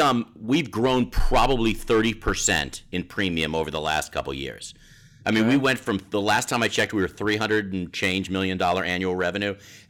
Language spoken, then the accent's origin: English; Redondo Beach, California, United States; also born or lived in Boston; I was born in Redondo Beach, California.